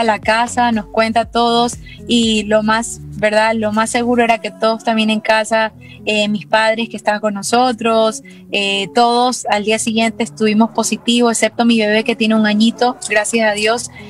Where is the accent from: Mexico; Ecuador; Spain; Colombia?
Ecuador; yo soy ecuatoriana